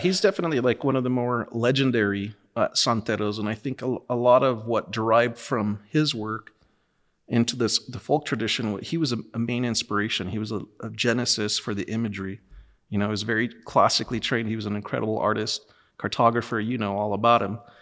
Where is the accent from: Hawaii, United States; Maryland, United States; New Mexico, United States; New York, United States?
New Mexico, United States; Los Lunas; I'm from Los Lunas, New Mexico.